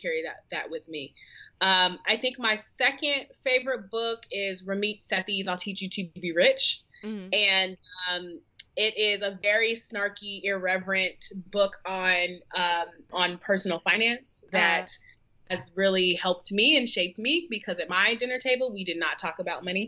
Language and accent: English; Seattle, Washington, United States; also born or lived in New York City; now in Charlotte, United States; growing up in Seattle was a, you know, predominantly white Asian sort of environment